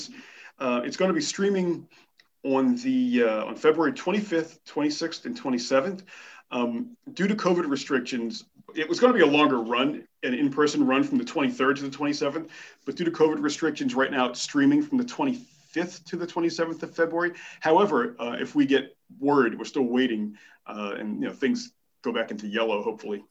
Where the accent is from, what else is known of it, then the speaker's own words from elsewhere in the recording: Philadelphia, Pennsylvania, United States; moved away as an adult; also born or lived in New York City; now in Saint John, Canada; my hometown of Philadelphia